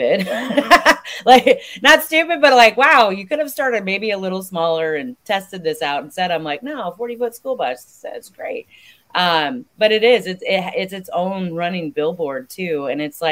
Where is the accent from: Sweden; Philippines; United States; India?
United States; Ackley, Iowa; moved away as an adult; also born or lived in Southern California; I grew up in Ackley, Iowa, so super small town, smack dab in the middle of the state